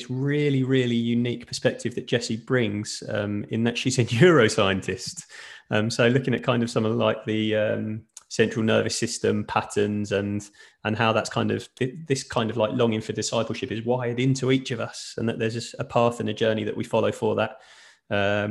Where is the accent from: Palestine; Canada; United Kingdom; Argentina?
United Kingdom; England; moved away as an adult; now in Sweden; me living in Sweden, I'm obviously English